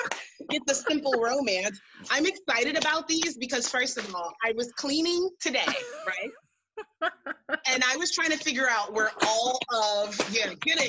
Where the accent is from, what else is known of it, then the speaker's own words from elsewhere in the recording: Kansas City, Missouri, United States; born there; So I was born in Kansas City, Missouri, so that's the only reason I paid extra close attention to this.